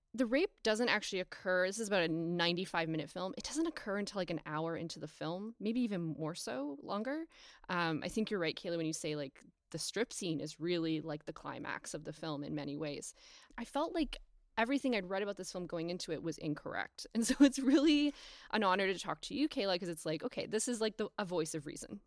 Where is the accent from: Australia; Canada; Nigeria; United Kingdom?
Canada; as an English-speaking Canadian